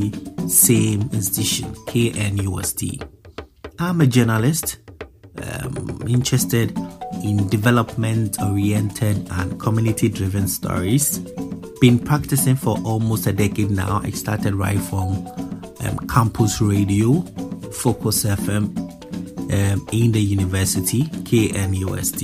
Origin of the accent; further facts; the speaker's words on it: Accra, Greater Accra, Ghana; also born or lived in Ashanti Region, Ghana; I was born in Ghana's capital, Accra